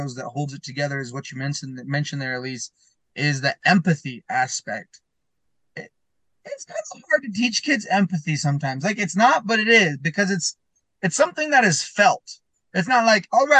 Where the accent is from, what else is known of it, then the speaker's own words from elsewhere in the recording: Blanding, Utah, United States; I'm actually in my hometown right now, Blanding, Utah.